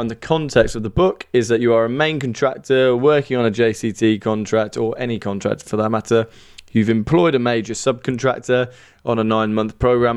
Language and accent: English; Birmingham, West Midlands, United Kingdom; accent: Brummie; Despite my Brummie accent, I have dual nationality to both the U K and Ireland